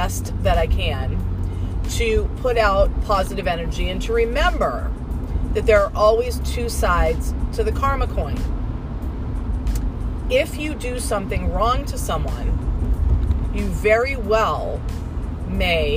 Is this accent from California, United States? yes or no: yes; Southern California, United States; moved away; I was born and raised in Southern California